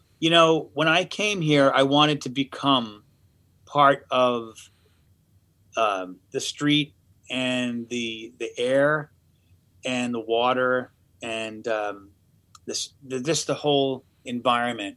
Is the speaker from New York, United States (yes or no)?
yes; New York, United States; moved away as an adult; now in Boston, United States; my home state of New York